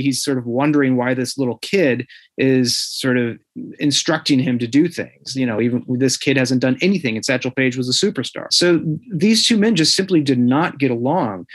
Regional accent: near St. Louis, Southern Illinois, United States; I grew up in Southern Illinois uh, near St. Louis

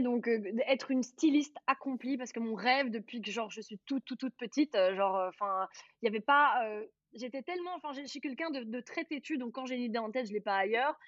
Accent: Charleroi region, Wallonia, Belgium; j'ai grandi dans la région de Charleroi

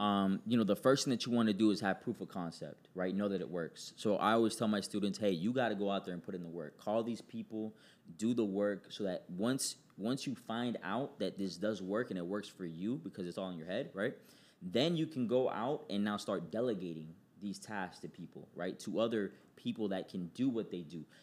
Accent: New York City, New York, United States; I was born in New York City, uh, Queens, to be exact.

